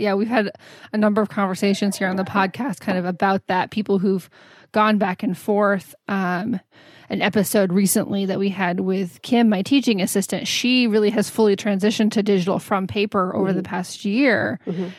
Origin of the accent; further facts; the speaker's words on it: Houston, Texas, United States; also born or lived in San Antonio; I grew up in Houston